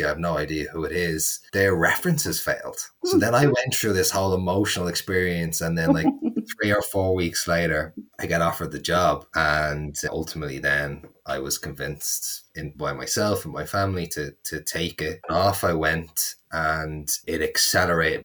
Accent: Dublin, Leinster, Ireland; accent: Dublin; moved away as an adult; also born or lived in United States; I was in Dublin, which is where I'm from, where I am right now.

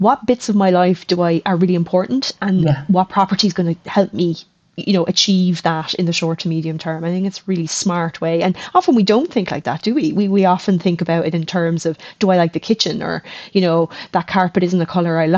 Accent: Ireland; moved away; also born or lived in Australia; we're coming back to rainy Ireland

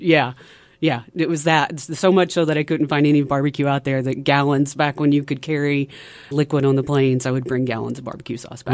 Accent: DeWitt, Arkansas, United States; moved away as an adult; also born or lived in Seattle, Washington; now in Northwest Arkansas, United States; I'm originally from the eastern side of the state

